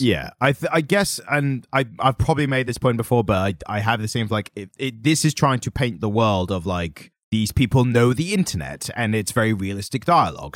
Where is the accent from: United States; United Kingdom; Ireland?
United Kingdom; we're always British and suave